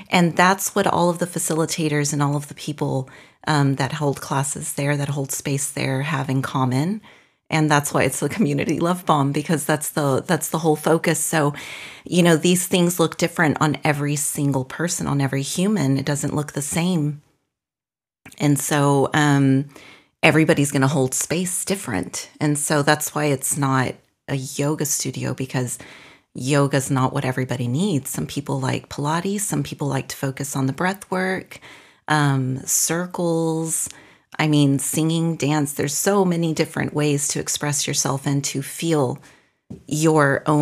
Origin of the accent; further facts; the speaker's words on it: North, Mexico; also born or lived in Brussels / Austin, Texas; now in Belgium; before that, I lived in Brussels, and before that, I lived in Austin, Texas. And before that, I'm from Mexico, from the north of Mexico.